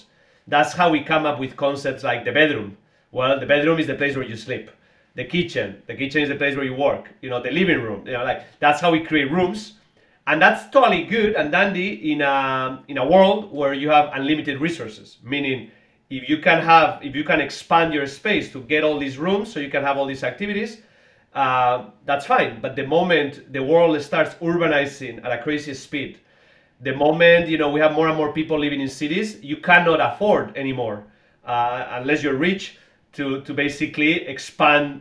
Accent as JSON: {"language": "English", "region": "Basque Country", "country": "Spain", "also_born_or_lived": "Boston, United States", "moved": "as an adult", "lives_now": "United States", "said": "I'm from the Basque region of Spain originally. I came to the US many years ago, to MIT in Boston"}